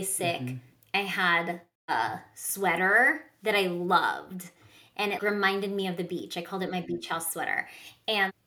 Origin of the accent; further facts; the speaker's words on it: Southern California, United States; I grew up in Southern California